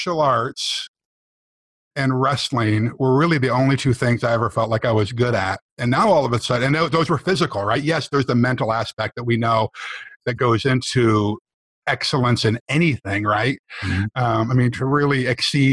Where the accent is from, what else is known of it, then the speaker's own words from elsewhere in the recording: rural New York, United States; moved away as an adult; also born or lived in San Francisco, California; my ticket out of, you know, rural New York, away from, you know, my hometown